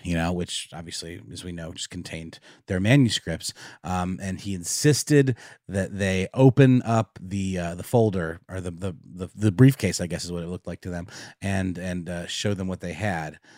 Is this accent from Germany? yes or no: yes; Germany; moved away; I grew up in Germany